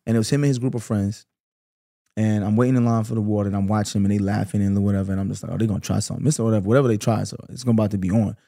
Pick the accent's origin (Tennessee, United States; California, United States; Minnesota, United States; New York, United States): New York, United States; New York City; also born or lived in Canarsie, Brooklyn; I grew up in Flatbush my whole life.